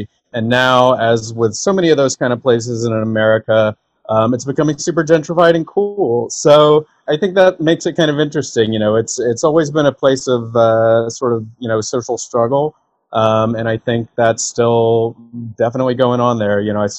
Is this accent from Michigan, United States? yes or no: no; Durham, North Carolina, United States; born or raised there; moved away